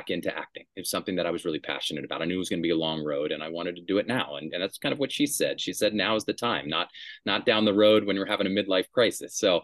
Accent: Durham, North Carolina, United States; I grew up in Durham, North Carolina

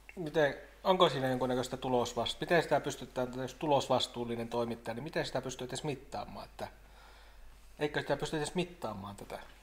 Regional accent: Haapajärvi, North Ostrobothnia, Finland; se niin yhtä paljon määrittää mua se haapajärvisyys kuin joku suomalaisuus

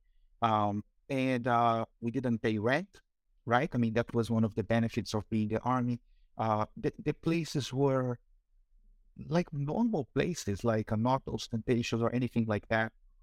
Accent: Brazil; English is a second language; moved away; also born or lived in Rio de Janeiro / Amazon / Bahia / Campinas; I have this funny accent because I was born in Brazil. I was born in Rio de Janeiro, which is the southeast part of Brazil.

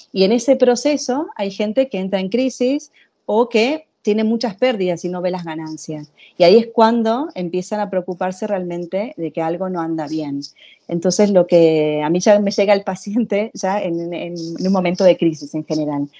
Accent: Argentina; moved away as an adult; also born or lived in Venezuela / Italy; now in Spain; yo soy argentina, nací en Argentina, hice toda mi formación en psicología

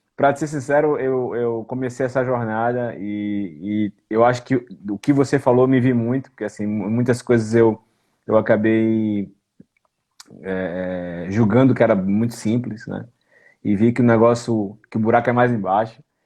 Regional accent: Brazil; now in Portugal; somos brasileiros

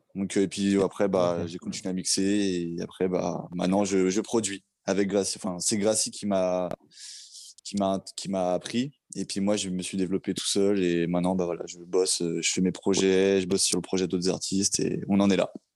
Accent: Vitry-sur-Seine, Île-de-France, France; je suis un mec euh, qui habitait à Vitry-sur-Seine, donc je suis né là-bas, j'ai mon enfance, mon adolescence

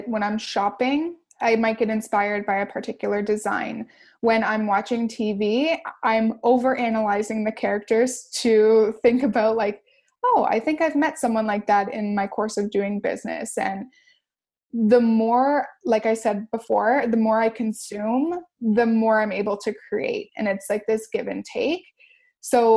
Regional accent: Windsor, Ontario, Canada; We're all from Windsor, Essex. We're all from YQG.

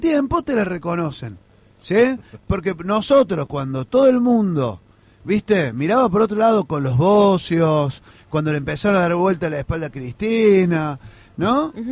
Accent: Córdoba, Argentina; Yo soy cordobés

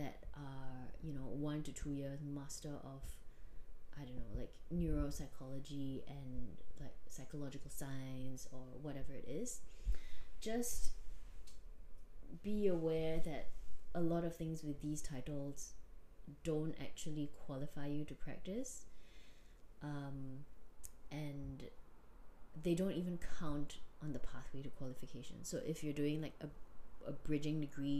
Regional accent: Singapore; moved away as an adult; also born or lived in Australia; as a Singaporean

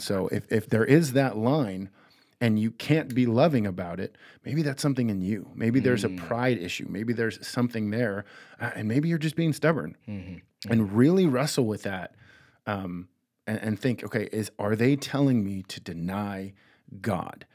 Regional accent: United States; we as American Christians

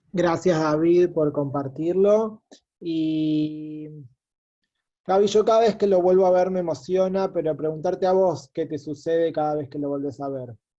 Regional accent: Argentina; como judíos argentinos

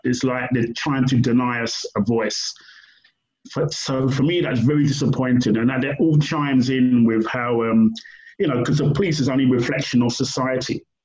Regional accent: United Kingdom; also born or lived in Brixton, London; I was born in Britain

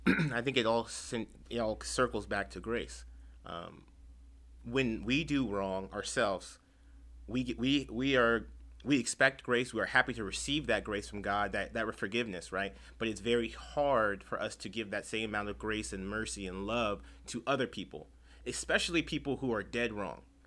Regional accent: Chula Vista, California, United States; I'm born and raised in San Diego, but specifically Chula Vista.

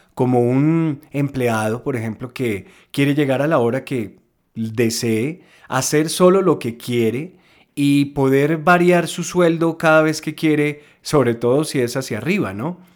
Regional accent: Colombia; aquí en mi país, en Colombia

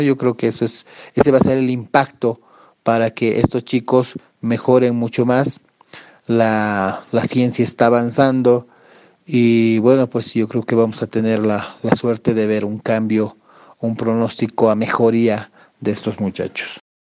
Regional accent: Bolivia; yo ya llevo casi 12, 13 años ah, ejerciendo aquí en mi país

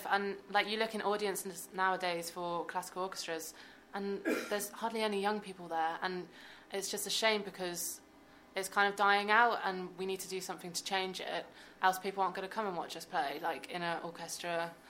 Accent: South West England, United Kingdom; now in Birmingham, United Kingdom; yeah, so I'm from Devon, and I studied the violin since I was seven years old. Then I moved

